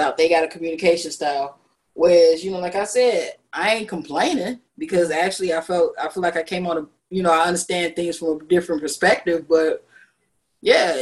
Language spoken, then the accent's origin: English; Chicago, Illinois, United States; I'm from the South Side